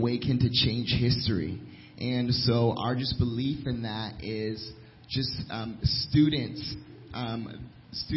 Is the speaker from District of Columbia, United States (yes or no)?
yes; Washington, District of Columbia, United States; moved away as an adult; also born or lived in Nairobi, Kenya; now in Lynchburg, United States; I'm from the Washington D.C. area